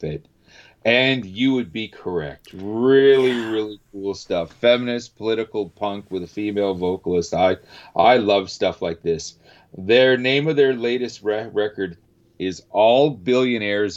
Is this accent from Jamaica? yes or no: no; Canada; being a Canadian